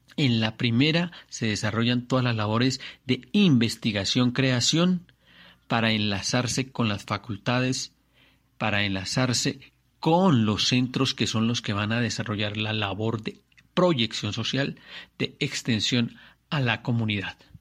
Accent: Colombia; soy un colombiano, un colombiano que quiere la libertad

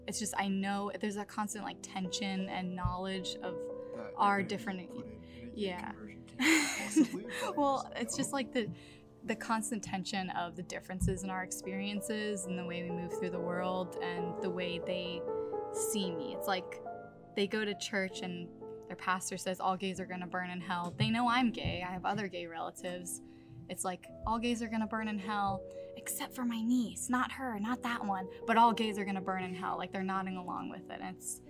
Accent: Chicago, Illinois, United States; I was raised in Chicago, way more liberal.

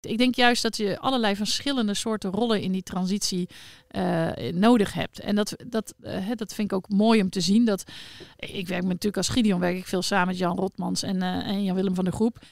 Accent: North Brabant, Netherlands; now in Leerdam, Netherlands; ik ben geboren in Brabantse

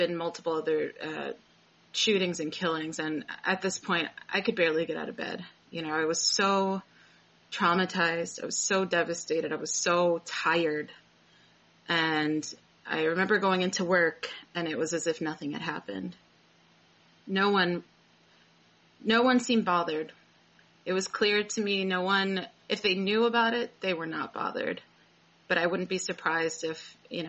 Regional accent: East Coast, United States; moved away as an adult; also born or lived in New York / Oakland, California; now in Chico, United States; I'm originally from the East Coast.

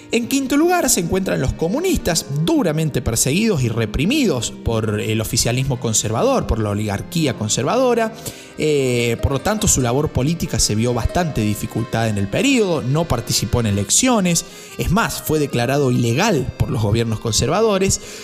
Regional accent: Córdoba, Argentina; soy de Córdoba

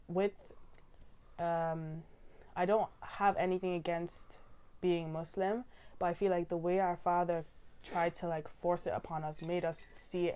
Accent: Ireland; now in United Kingdom; We were all born in Ireland

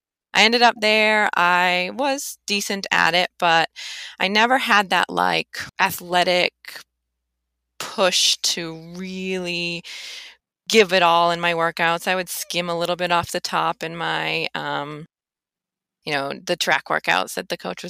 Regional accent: Boston, Massachusetts, United States; moved away; I'm from Boston

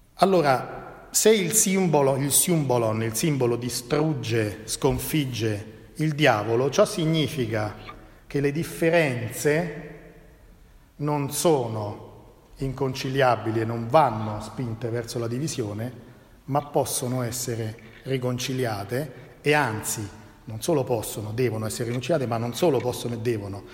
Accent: Italy; also born or lived in Genoa; noi italiani

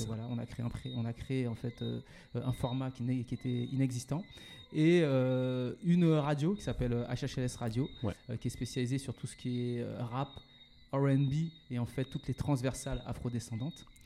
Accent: Paris suburbs, Île-de-France, France; also born or lived in Martinique; je suis originaire de la Martinique. J'ai grandi, je suis né, j'ai grandi en métropole, en banlieue parisienne

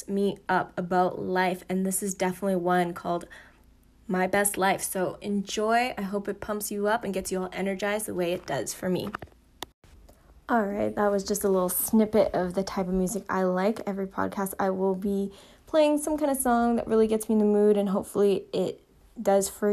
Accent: Calgary, Alberta, Canada; moved away as an adult; also born or lived in Vancouver, Canada; I am back in my hometown, Calgary

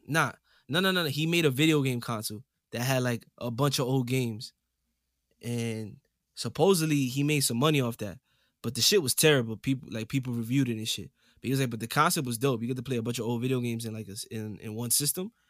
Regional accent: New York City, New York, United States; coming straight out the Boogie Down Bronx, New York City

